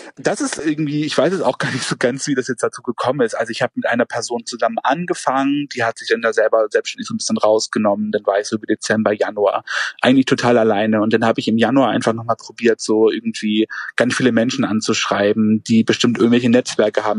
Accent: Schleswig-Holstein, Germany; moved away as an adult; now in Altenburg, Germany; ich komme aus Schleswig-Holstein ursprünglich

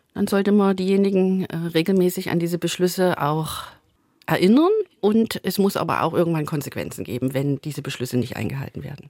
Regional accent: Plauen, Saxony, Germany; bei uns in Plauen

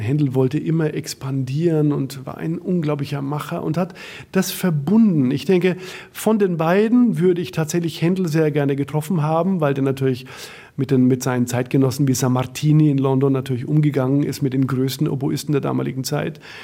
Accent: Bamberg, Bavaria, Germany; moved away as an adult; now in Berlin, Germany; aus meiner Heimat, aus Bamberg

